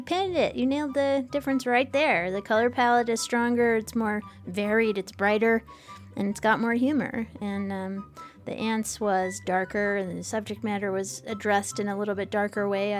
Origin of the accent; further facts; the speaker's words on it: United States; I am an American